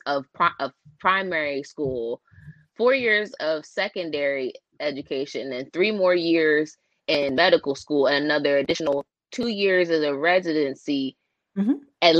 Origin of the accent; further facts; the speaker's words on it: East Coast, United States; I'm from the East Coast